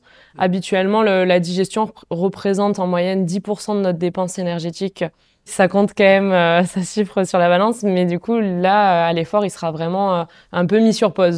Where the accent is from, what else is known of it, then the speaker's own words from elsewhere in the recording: Font-Romeu, Occitania, France; je viens de Font-Romeu, j'ai grandi là-bas